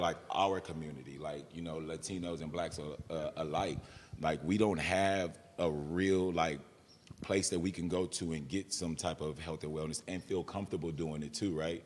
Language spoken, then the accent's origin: English; San Antonio, Texas, United States; also born or lived in McAllen, Texas; I'm born and raised in San Antonio